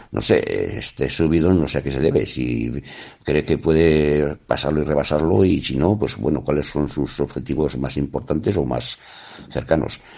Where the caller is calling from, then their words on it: Navarre, Spain; Hola, buenos días. Eh … desde Navarra.